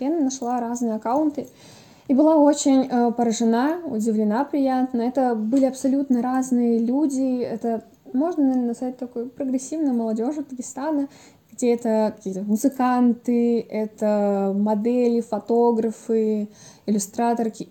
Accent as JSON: {"language": "Russian", "region": "Dagestan", "country": "Russia", "said": "Я из Дагестана"}